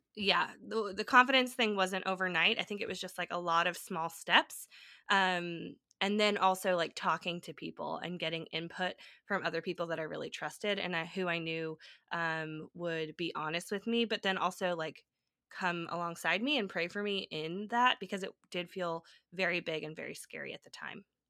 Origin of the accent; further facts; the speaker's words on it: California, United States; moved away as an adult; also born or lived in Nashville; moving back to my home state in California